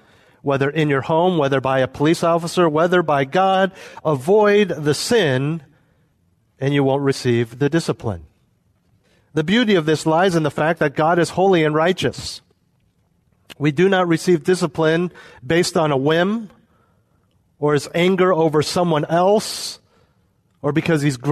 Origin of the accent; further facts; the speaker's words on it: United States; also born or lived in Europe; I was living as an American expatriate in Europe